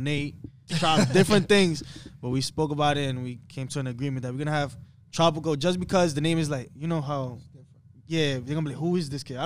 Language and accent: English; New York City, New York, United States; from the Bronx